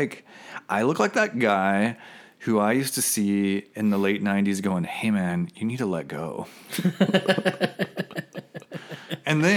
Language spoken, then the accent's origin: English; Kansas City, Kansas, United States; moved away as an adult; also born or lived in San Francisco, California; I was born and raised in Kansas City, Kansas